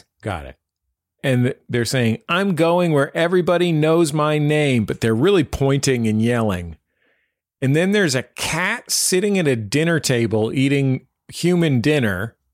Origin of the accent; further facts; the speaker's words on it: San Francisco, California, United States; I'm from San Francisco, which is where … are from